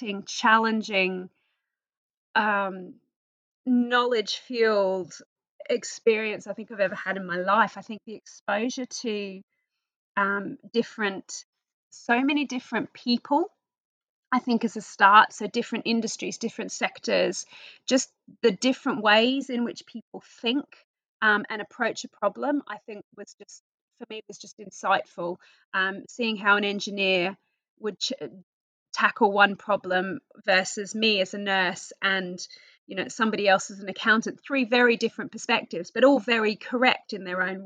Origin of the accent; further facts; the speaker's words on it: Australia; accent: Australian; moved away as an adult; now in United Kingdom; I am originally from Australia, which you'll probably pick up from my accent. I came to the UK on a working holiday about 23 years tomorrow.